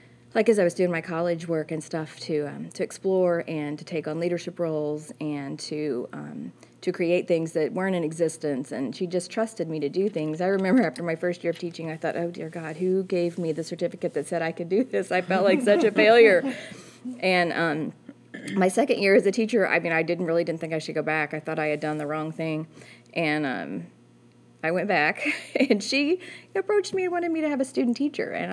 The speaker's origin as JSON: {"language": "English", "town": "Park Hills", "region": "Missouri", "country": "United States", "said": "I'm from Park Hills, and I went to school at Central, graduated from there"}